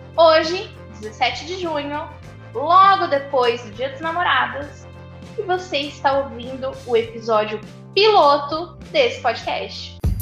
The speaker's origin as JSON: {"language": "Portuguese", "town": "Campo Grande", "region": "Mato Grosso do Sul", "country": "Brazil", "tie": "born or raised there", "said": "30 anos, nascida e criada em Campo Grande, Mato Grosso do Sul."}